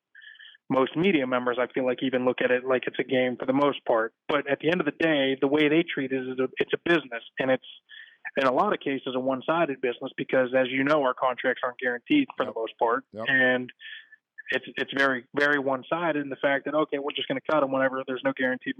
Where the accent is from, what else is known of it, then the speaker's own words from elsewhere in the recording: Pittsburgh, Pennsylvania, United States; I grew up in Pittsburgh